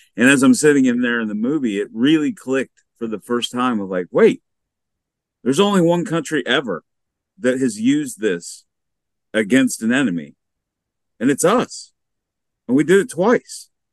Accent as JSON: {"language": "English", "country": "United States", "tie": "born or raised there", "said": "growing up in the United States"}